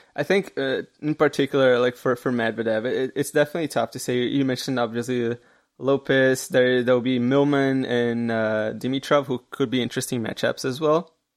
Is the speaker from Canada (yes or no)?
yes; Canada; I'm Canadian